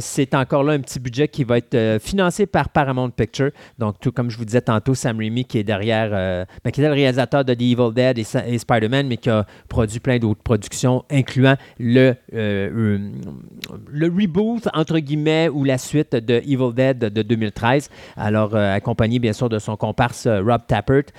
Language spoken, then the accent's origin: French; Quebec, Canada; on est de Québécois